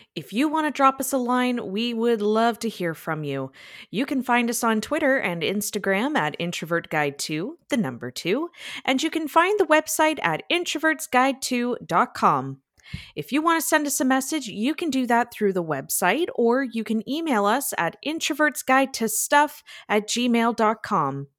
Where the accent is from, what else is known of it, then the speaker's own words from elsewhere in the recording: Niagara, Ontario, Canada; moved away as an adult; now in London, Canada; I moved from my hometown, Niagara, and I moved to London, Ontario